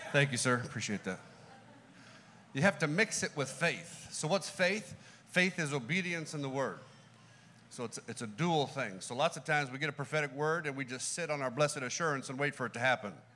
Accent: California, United States; We're from California

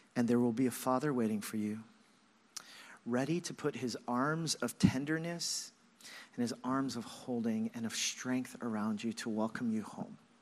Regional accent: Los Angeles, California, United States; moved away as an adult; I grew up in Los Angeles, moved here when I was twenty-one years old

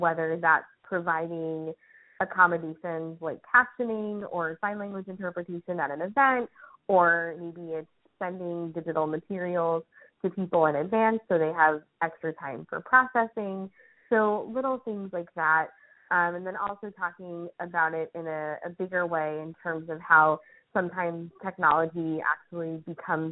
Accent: New York, United States; as a New Yorker

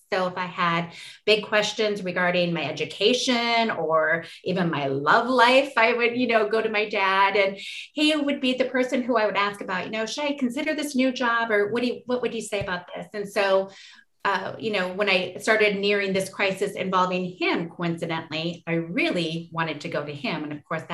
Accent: Forest Lake, Minnesota, United States; our immediate community in Forest Lake, Minnesota, which is my hometown that I love still

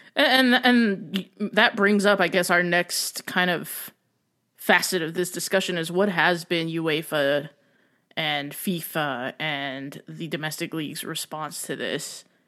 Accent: United States; being an American

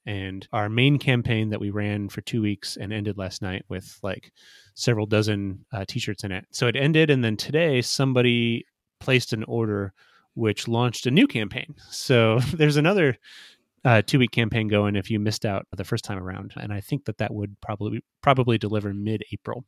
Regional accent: Fort Wayne, Indiana, United States; Fort Wayne, Indiana, which is my hometown

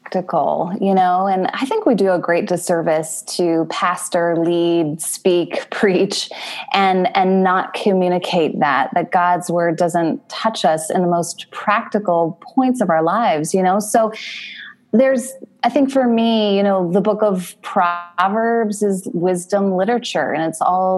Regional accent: United States; moved away as an adult; now in Toronto, Canada; we are American and we moved to Toronto in 2011

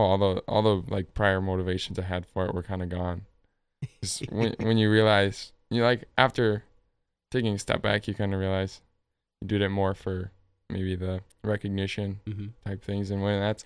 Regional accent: Milbank, South Dakota, United States; also born or lived in Sioux Falls, South Dakota; Grew up in Milbank. Like, haven't left.

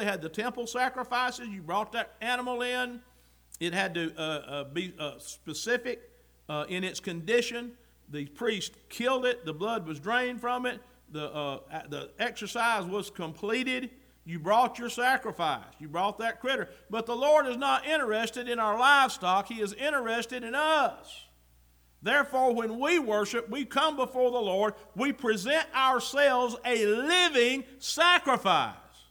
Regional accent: the South, United States; I'm American by birth and Southern by the grace of God

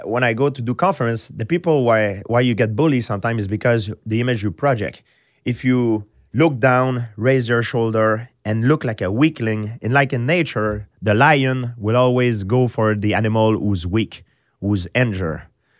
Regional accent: Quebec, Canada; English is a second language; Yeah, but I'm from countryside. I grew up in countryside. So I didn't grow up, I didn't have the chance to grow up in the city with mixed culture.

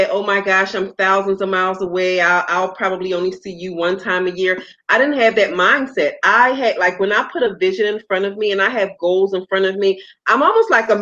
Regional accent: Philadelphia, Pennsylvania, United States; moved away as an adult; now in South Florida, United States; I am originally from Philadelphia, born and raised

